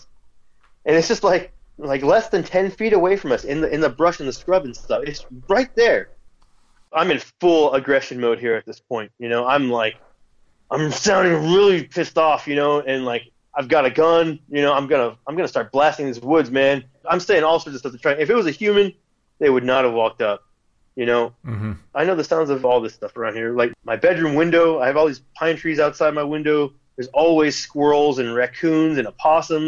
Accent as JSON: {"language": "English", "town": "Houston", "region": "Texas", "country": "United States", "tie": "born or raised there", "said": "there's a big pond behind my house where I grew up in Forest Cove"}